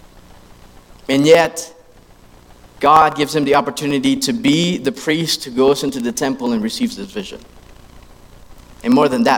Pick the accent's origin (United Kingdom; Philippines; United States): Philippines; I grew up in the Philippines, and I grew up in that system as well